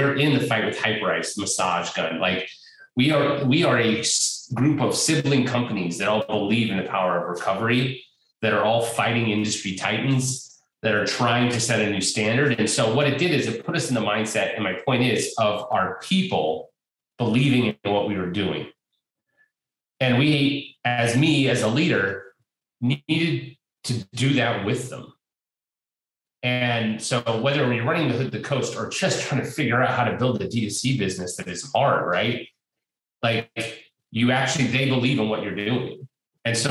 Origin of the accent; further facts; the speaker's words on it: Portland, Oregon, United States; born and raised here in Portland